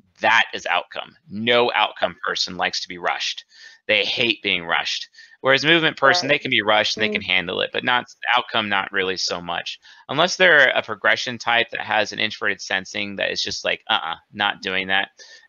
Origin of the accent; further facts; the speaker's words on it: New England, United States; I was born and raised in New England.